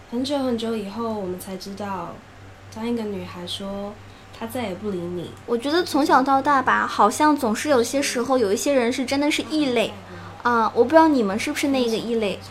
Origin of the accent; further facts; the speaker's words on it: Sichuan, China; 我们四川人